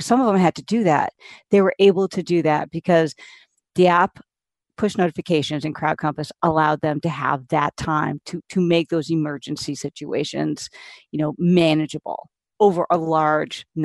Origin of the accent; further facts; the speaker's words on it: New England, United States; moved away; I'm originally from New England and I moved south